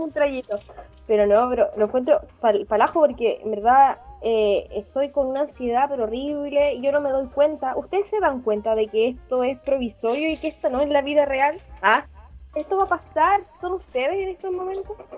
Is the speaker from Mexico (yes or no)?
no; Talagante, Santiago Metropolitan Region, Chile; Somos de Talagante